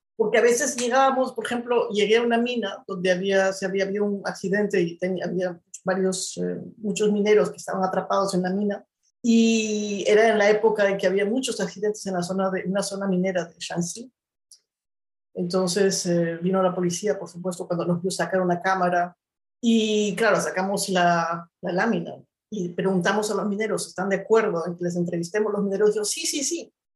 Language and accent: Spanish; Ayacucho, Peru; moved away as an adult; also born or lived in China; desde mi experiencia como peruana, además desde las cosas que yo he vivido en el Perú, porque yo estudié en la universidad en el Perú